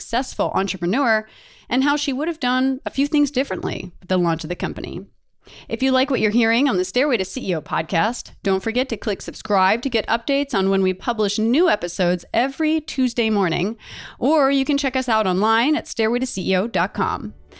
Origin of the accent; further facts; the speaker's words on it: Delaware, United States; moved away; also born or lived in New York; I'm from Delaware. It's a very small state